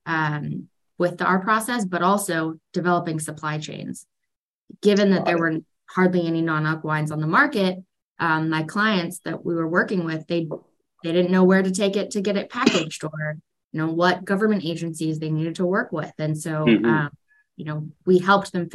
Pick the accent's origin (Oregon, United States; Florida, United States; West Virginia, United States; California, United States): California, United States; Sonoma County; also born or lived in Ithaca, New York; born and raised in Sonoma County